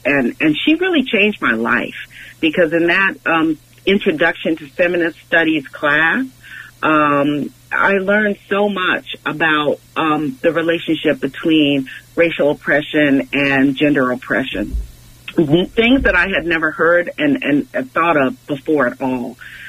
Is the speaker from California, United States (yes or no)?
yes; Los Angeles, California, United States; also born or lived in Boston; I grew up in Los Angeles. I was born in Boston, but I grew up in Los Angeles proper. I like to say below Baldwin Hills, and I went to West LA Community College